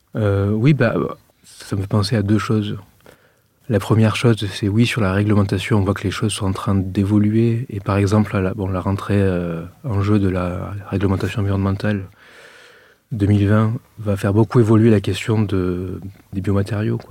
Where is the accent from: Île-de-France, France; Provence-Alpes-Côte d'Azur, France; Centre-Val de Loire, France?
Provence-Alpes-Côte d'Azur, France; Arles; accent: accent du midi; je suis originaire de la ville d'Arles